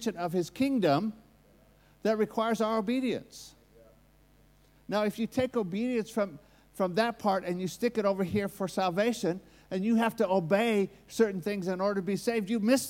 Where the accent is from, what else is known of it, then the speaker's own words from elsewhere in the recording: United States; accent: American; that's my American accent